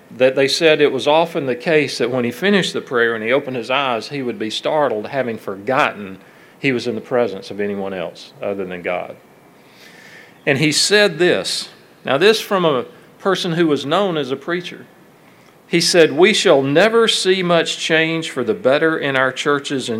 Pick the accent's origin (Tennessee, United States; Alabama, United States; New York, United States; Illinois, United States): Alabama, United States; my hometown and in Alabama